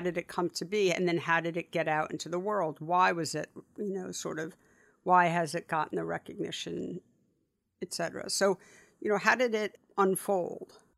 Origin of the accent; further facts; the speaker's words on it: New York City, New York, United States; I grew up, you and I grew up really close to each other. but I went to school growing up in the West Village, and so the Upper West Side to the West Village was like, that was, that was all I knew